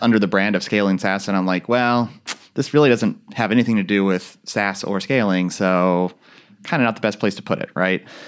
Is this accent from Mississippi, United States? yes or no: no; Central Valley of California, United States; growing up in Central Valley of California